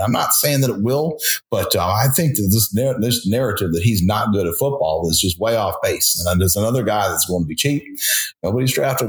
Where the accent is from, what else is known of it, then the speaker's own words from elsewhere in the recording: South Carolina, United States; I'm from South Carolina